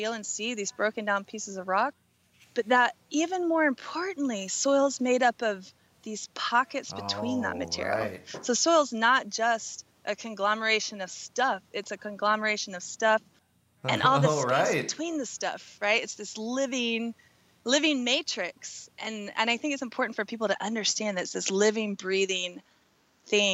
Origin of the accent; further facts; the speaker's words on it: Southern Oregon, United States; my hometown in Southern Oregon